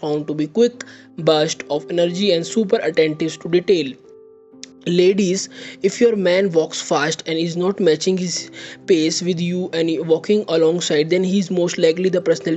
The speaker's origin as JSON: {"language": "English", "country": "India", "said": "I am from India"}